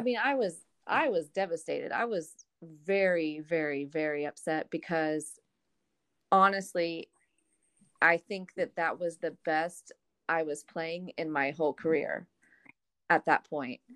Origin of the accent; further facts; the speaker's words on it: Arlington, Texas, United States; moved away; I'm from Arlington, Texas.